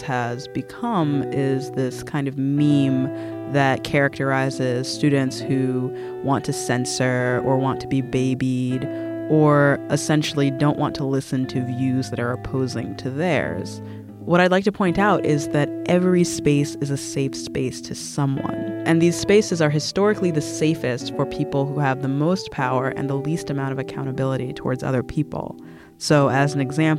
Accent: United States; as an American

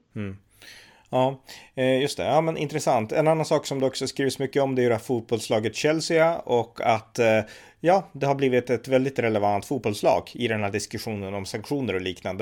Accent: Västernorrland County, Sweden; Här uppe där vi kommer ifrån, Västernorrland

